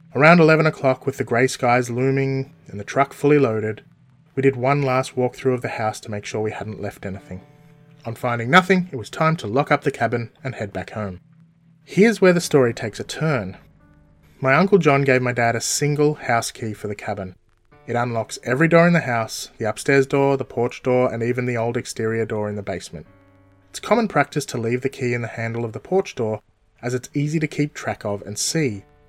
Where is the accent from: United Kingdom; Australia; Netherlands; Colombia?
Australia; Melbourne, Victoria; also born or lived in Townsville, Queensland; I was born in Melbourne, Australia, all the way back in 1978